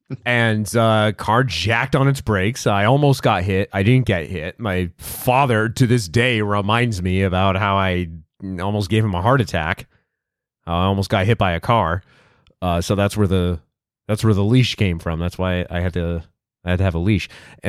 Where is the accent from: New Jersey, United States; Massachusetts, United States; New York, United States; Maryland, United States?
Massachusetts, United States; Worcester; I can tell you the genesis of the leash for me is I grew up in Worcester and.